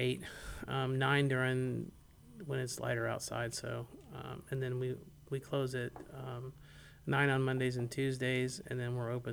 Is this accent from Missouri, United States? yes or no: no; Tallahassee, Florida, United States; also born or lived in Gainesville, Florida; I'm from Tallahassee